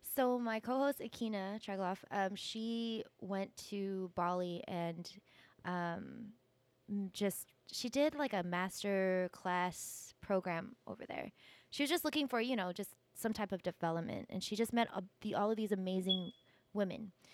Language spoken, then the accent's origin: English; California, United States; I grew up in California